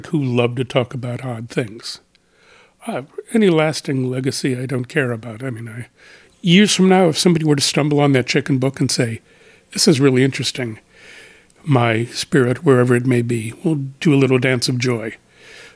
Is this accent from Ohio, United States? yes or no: yes; Akron, Ohio, United States; I am from Akron, Ohio